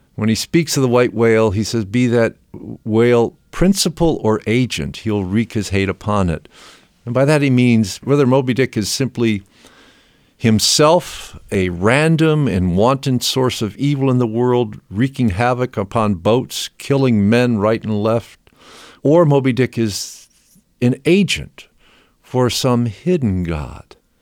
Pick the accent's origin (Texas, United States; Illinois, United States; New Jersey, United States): Illinois, United States; Rockford; my hometown of Rockford, Illinois